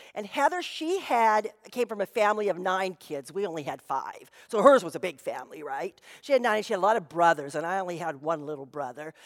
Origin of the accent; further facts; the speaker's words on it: Anaheim, California, United States; I grew up in Anaheim and years ago, they were our home team